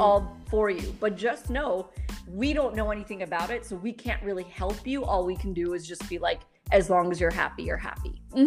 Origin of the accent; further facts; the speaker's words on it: New York City, New York, United States; moved away as an adult; now in Dubai, United Arab Emirates; I grew up in New York City. I'm, I'm, a product of the New York City public school system